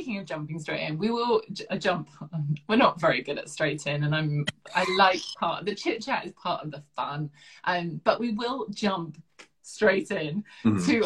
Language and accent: English; southern England, United Kingdom; accent: very southern; my accent's very southern, although some of the up north side of the family say my accent's very Downton